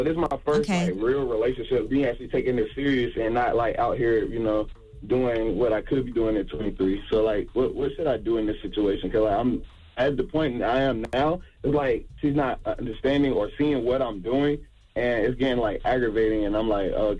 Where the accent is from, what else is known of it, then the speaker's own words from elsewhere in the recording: North Carolina, United States; from North Carolina.